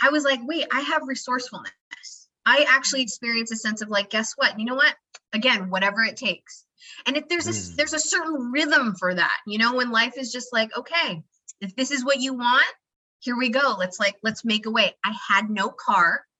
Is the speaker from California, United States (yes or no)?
no; Idaho, United States; I grew up in Idaho